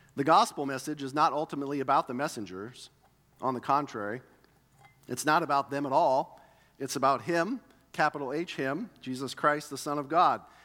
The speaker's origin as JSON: {"language": "English", "country": "United States", "tie": "born or raised there", "said": "growing up in America"}